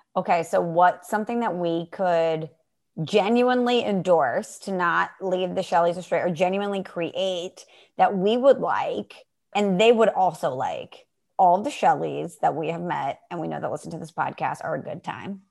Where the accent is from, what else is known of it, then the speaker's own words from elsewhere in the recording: Midwest, United States; I'm from the Midwest